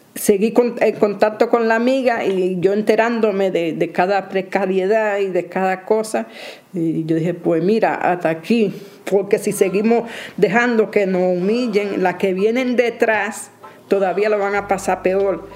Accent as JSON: {"language": "Spanish", "country": "Dominican Republic", "also_born_or_lived": "Carabanchel, Madrid, Spain", "moved": "as an adult", "lives_now": "Madrid, Spain", "said": "vengo de República Dominicana"}